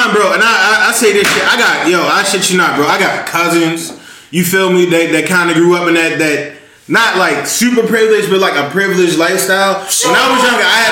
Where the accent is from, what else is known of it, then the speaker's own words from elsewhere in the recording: Baltimore, Maryland, United States; I grew up in Baltimore City